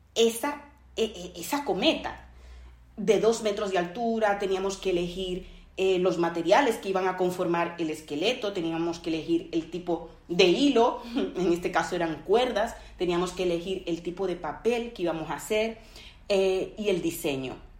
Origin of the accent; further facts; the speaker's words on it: Dominican Republic; mi país, República Dominicana